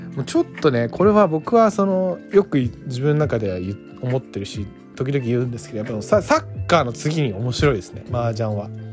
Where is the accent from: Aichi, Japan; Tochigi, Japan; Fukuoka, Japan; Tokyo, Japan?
Tokyo, Japan; 僕ら東京で育ってきたというかまあ東京というかその町で育ってきた人間